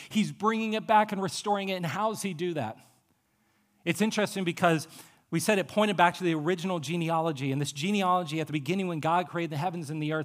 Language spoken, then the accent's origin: English; Appalachian Ohio, United States; I'm from Appalachia, Ohio